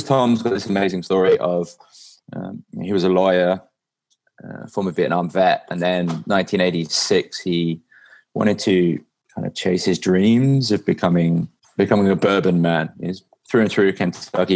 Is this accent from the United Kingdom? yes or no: yes; England, United Kingdom; I'm from England and I drive on the other side of the road